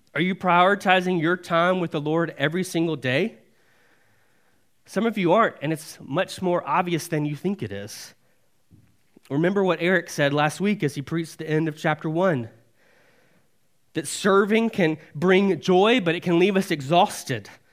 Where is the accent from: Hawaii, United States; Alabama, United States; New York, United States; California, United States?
Alabama, United States; born and raised in Alabama